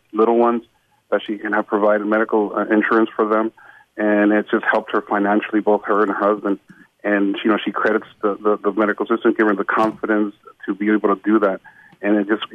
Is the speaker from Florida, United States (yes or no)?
no; Paramount, California, United States; also born or lived in Mexico; And I grew up in Paramount. I graduated from Paramount.